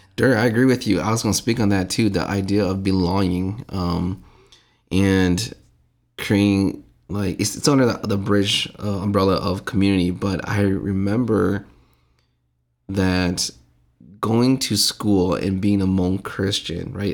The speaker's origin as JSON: {"language": "English", "town": "Saint Paul", "region": "Minnesota", "country": "United States", "tie": "born or raised there", "said": "growing up around, I, I'm, I must have been the age of, like, four or five and running around with other Hmong kids. My dad was helping, uh, build, uh, Saint Paul Hmong Lions Church"}